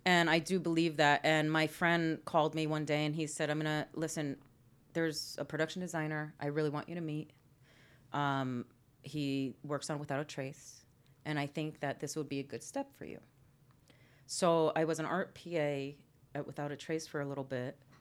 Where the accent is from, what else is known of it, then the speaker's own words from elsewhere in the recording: Orange, Connecticut, United States; moved away; Orange, Connecticut.